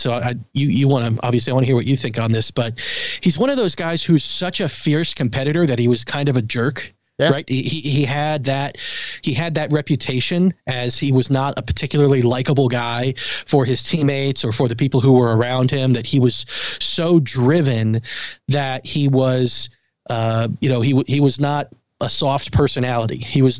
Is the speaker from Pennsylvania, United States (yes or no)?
yes; Pittsburgh, Pennsylvania, United States; also born or lived in Buffalo, New York; being growing up in Pittsburgh and being from Buffalo, neither of those cities have basketball teams.